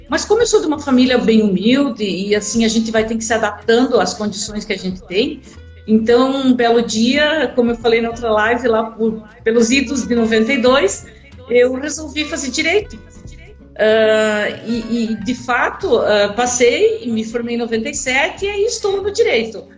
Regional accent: Luzerna, Santa Catarina, Brazil; also born or lived in Joaçaba

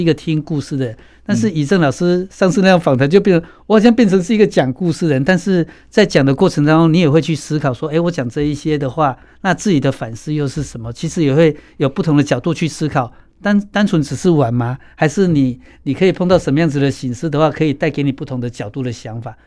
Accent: Kaohsiung, Taiwan; 冈山。我也是冈山诶

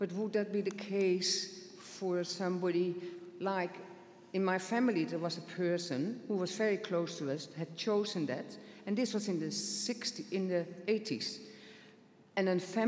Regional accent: Netherlands; moved away; I come from the Netherlands

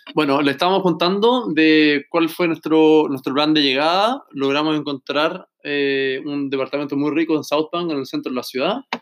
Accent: Viña del Mar, Valparaíso, Chile; moved away as an adult; now in Melbourne, Australia; nosotros que somos chilenos

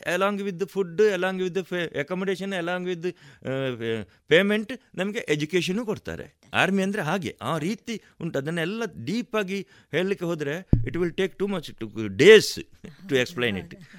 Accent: Kasaragod, Kerala, India; moved away as an adult; now in Puttur, India; ಗಡಿನಾಡ ಕನ್ನ ಕನ್ನಡಿಗ ಕಾಸರಗೋಡಿನವ

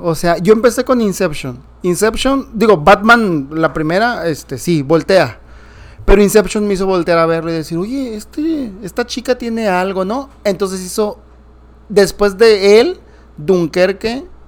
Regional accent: Nayarit, Mexico; Vallarta, cerca de Nayarit, de donde soy ahí, oriundo

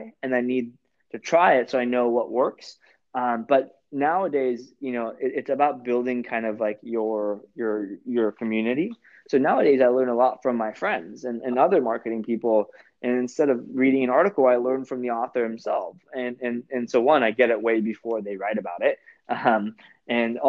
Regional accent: Orange County, California, United States; I'm from Orange County too

